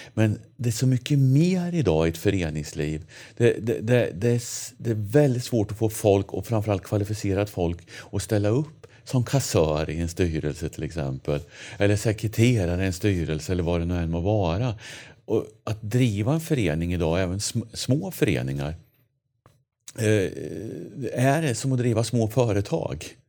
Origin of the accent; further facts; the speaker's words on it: Linköping, Östergötland, Sweden; accent: östgötska; moved away as an adult; now in Sundbyberg, Sweden; jag är från Östergötland. Mm. Eh, Linköping är jag född och uppväxt i.